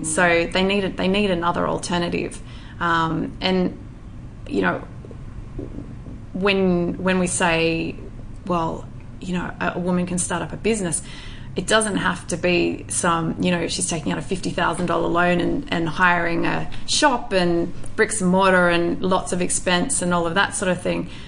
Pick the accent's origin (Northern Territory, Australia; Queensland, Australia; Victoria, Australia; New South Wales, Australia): New South Wales, Australia; northwest; also born or lived in Bogor, Indonesia; a very innocent, I would say, little country girl living on a farm in um, the northwest region of New South Wales